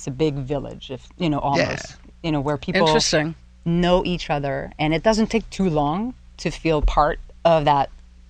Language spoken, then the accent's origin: English; Quebec, Canada; moved away as an adult; now in Pittsburgh, United States; I'm originally from Canada, French-Canadian, and the first couple of words that I said when I stepped foot in Pittsburgh is, feels like Quebec. It feels like home, strangely.